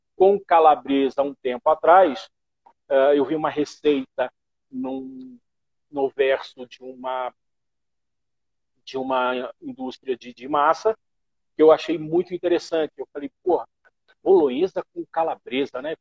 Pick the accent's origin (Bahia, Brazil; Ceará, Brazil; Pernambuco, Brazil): Pernambuco, Brazil; also born or lived in Belo Horizonte; now in São Paulo, Brazil; sou nortista, pernambucano